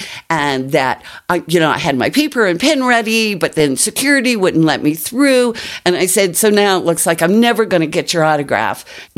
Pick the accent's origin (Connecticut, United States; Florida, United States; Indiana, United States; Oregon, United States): Florida, United States; Miami; now in Colorado, United States; I grew up in Miami.